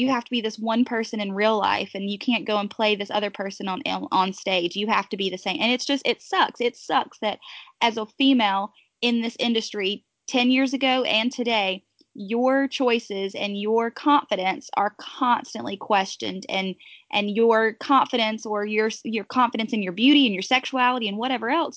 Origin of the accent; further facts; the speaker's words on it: Pleasant Garden, North Carolina, United States; I'm from Pleasant Garden, North Carolina